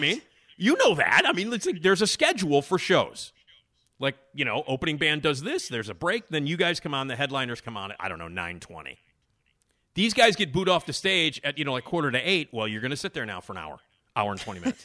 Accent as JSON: {"language": "English", "town": "Chicago", "region": "Illinois", "country": "United States", "accent": "Chicago", "said": "I'm from Chicago, and I got the ridiculous Chicago accent, as you can all hear"}